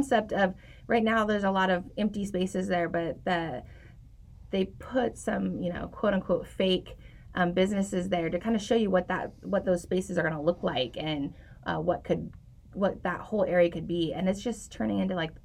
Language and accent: English; Eureka, California, United States; moved away as an adult; also born or lived in North Dakota; now in Redding, United States; I'm from Eureka